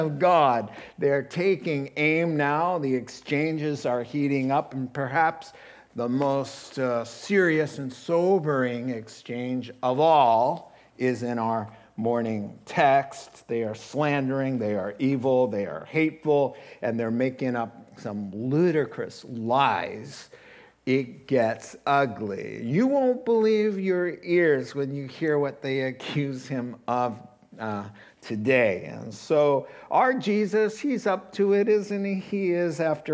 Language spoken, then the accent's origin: English; New England, United States; moved away; growing up in New England, where summers are a little different.